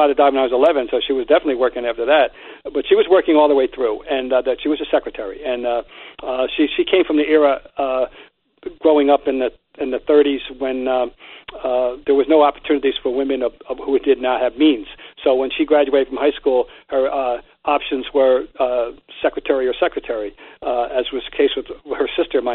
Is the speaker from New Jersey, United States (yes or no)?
yes; Trenton, New Jersey, United States; my hometown of Trenton, New Jersey